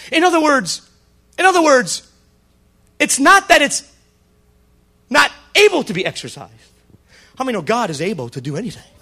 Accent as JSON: {"language": "English", "region": "the South", "country": "United States", "accent": "southern", "said": "Yeah. That's my southern accent."}